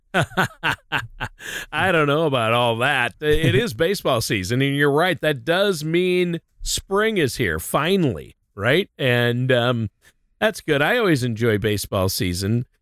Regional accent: Minnesota, United States; moved away as an adult; also born or lived in Southern California / Nashville, Tennessee; my wife and I lived there, but we're both from Minnesota, so we ended up moving back there

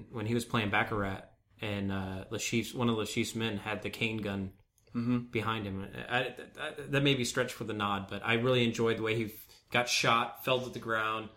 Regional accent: United States

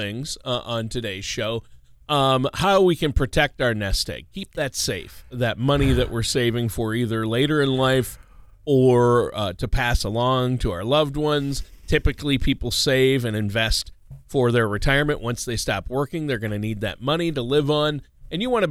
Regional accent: Minnesota, United States; moved away; today I'm back in my home state of Minnesota

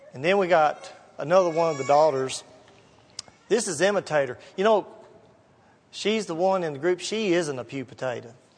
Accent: Gallatin, Tennessee, United States; I grew up down in Gallatin.

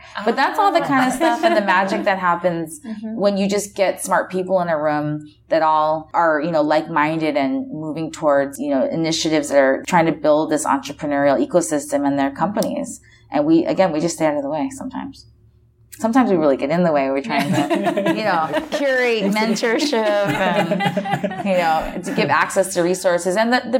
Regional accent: Oahu, Hawaii, United States; moved away as an adult; also born or lived in East Coast, United States / San Francisco, United States; I was born and raised on Oahu and then left to go to college on the East Coast and then lived in San Francisco for about 10 years

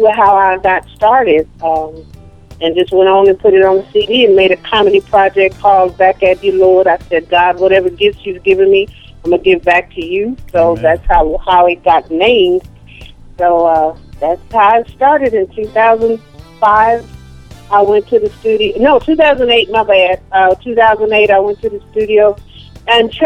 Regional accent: Austin, Texas, United States; I'm from Austin, Texas.

